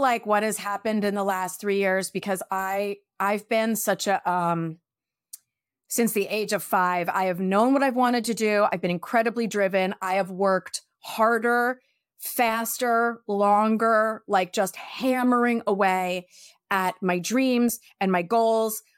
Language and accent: English; New York, United States; now in California, United States; I'm such a New Yorker